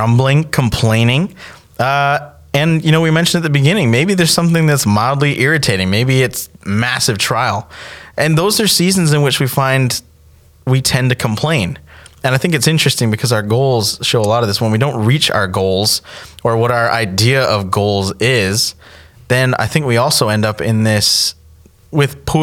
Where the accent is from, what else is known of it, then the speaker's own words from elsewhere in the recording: Canada; now in United States; I'm from Canada